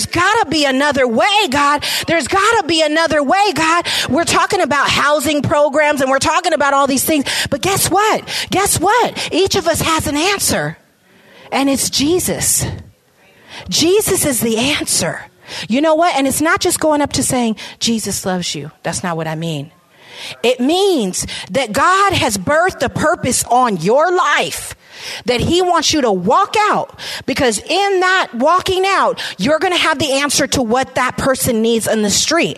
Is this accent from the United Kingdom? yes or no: no; San Francisco, California, United States; I was raised in San Francisco. I came here with my mom at the age of 2